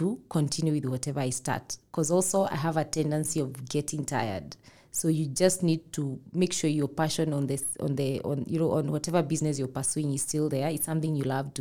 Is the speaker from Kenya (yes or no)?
yes; Limuru, Kiambu County, Kenya; I come from Limuru where we have a lot of plums, especially during, you know, December.